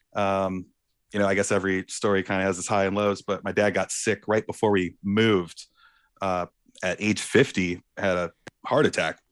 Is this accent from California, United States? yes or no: no; Warren, Michigan, United States; also born or lived in Clarkston, Michigan / Chicago / Ferndale, Michigan; I was born in Warren, Warren, Michigan, and my parents In nineteen ninety-eight, decided, uh, my mom decided she wanted to build a house